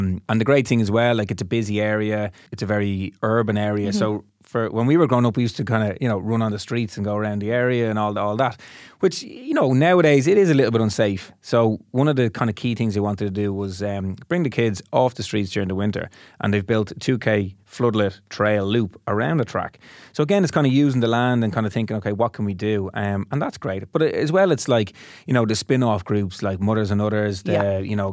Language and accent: English; Dublin, Leinster, Ireland; I'm from Ballinteer. My club is Dundrum, South Dublin